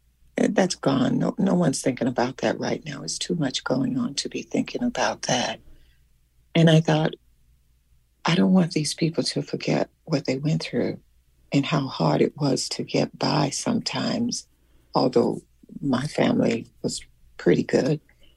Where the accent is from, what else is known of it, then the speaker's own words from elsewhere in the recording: Selma, Alabama, United States; there was something that had happened in my hometown where I lived in Selma, Alabama.